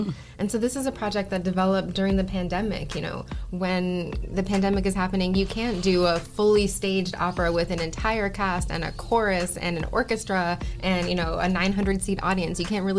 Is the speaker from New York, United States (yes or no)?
yes; New York City, New York, United States; moved away as an adult; now in Toledo, United States; I grew up in Brooklyn